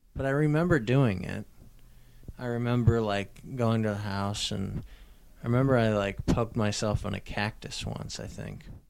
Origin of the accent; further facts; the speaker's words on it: Albuquerque, New Mexico, United States; also born or lived in Wisconsin; I was born in Wisconsin and then lived in Albuquerque, New Mexico